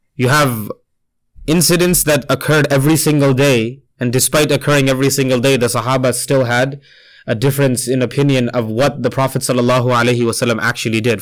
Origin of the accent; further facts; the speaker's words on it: Toronto, Ontario, Canada; also born or lived in India; I grew up here. I was born near Medina Masjid. That's so closer to downtown